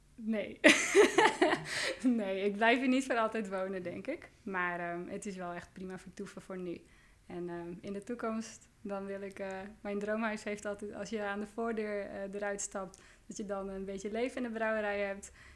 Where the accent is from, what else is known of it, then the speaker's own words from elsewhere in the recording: Joure, Friesland, Netherlands; Ik kom uit Joude